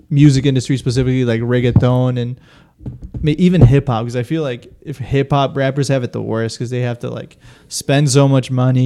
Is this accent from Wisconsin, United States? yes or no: yes; Wisconsin, United States; Full born Wisconsin. Just like born and raised in Wisconsin